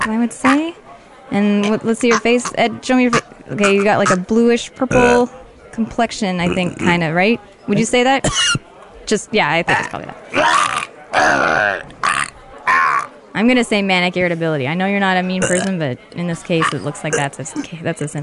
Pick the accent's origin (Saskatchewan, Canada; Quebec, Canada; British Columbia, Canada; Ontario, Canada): Ontario, Canada; Toronto; moved away as an adult; now in Los Angeles, United States; From Toronto.